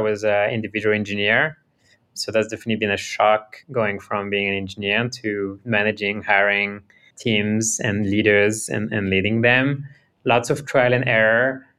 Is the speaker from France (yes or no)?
yes; France; born there; I was born in France, but my parents immigrated to France from Romania and Syria in the 80s